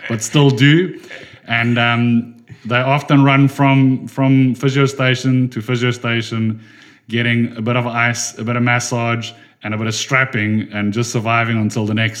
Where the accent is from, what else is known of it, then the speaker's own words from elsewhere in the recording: Durban, KwaZulu-Natal, South Africa; I come from Durban in South Africa